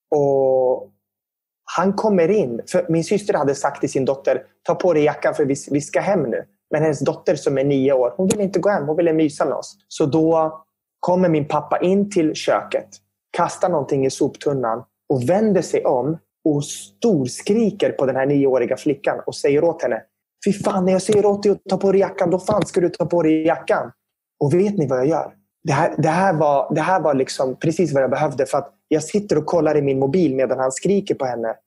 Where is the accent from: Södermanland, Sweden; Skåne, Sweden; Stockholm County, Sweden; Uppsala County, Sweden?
Stockholm County, Sweden; Södertälje; jag är ju syrian och att växa upp som syrian i Södertälje, det var ju speciellt